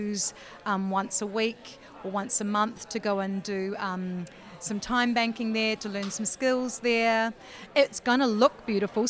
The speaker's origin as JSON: {"language": "English", "town": "Eastbourne", "region": "Wellington", "country": "New Zealand", "tie": "born or raised there", "moved": "yes", "said": "Well, actually, I'm from Wellington. I was born and bred in Eastbourne"}